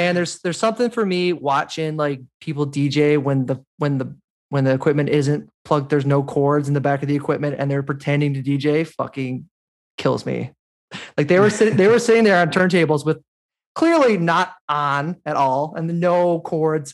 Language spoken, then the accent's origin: English; Newfoundland and Labrador, Canada; As a Newfoundlander